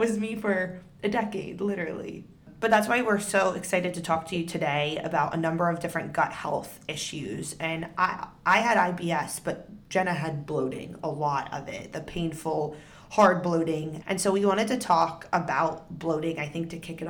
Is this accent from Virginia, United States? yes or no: yes; Northern Virginia, United States; we grew up in Northern Virginia